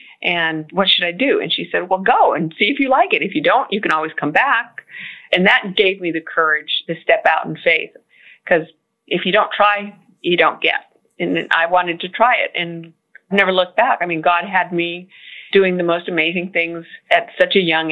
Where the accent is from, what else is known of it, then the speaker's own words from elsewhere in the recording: California, United States; moved away as an adult; also born or lived in Florida / Washington, D.C.; now in Houston, United States; I was born in Florida and we moved to California when I was little, and California was all really I knew as a way of life